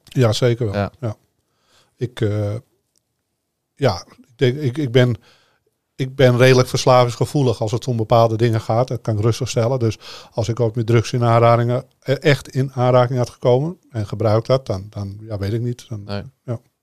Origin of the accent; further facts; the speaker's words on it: Amsterdam, North Holland, Netherlands; ik kom uit Amsterdam en eh, op straat was ik de baas